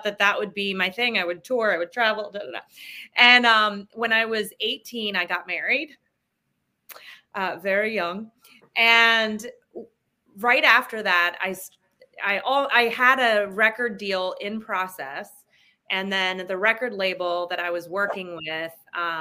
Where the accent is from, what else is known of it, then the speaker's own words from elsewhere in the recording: New Jersey, United States; I grew up in New Jersey